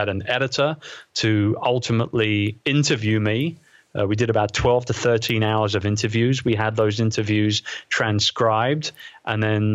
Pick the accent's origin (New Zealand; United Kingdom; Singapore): United Kingdom; London; It's holding an event like that in my hometown, in the Queen Elizabeth II Convention Center, right opposite Westminster Abbey